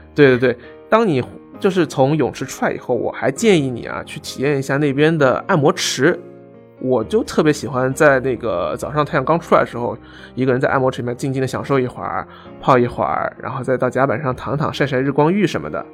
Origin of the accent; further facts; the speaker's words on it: China; 我是中国人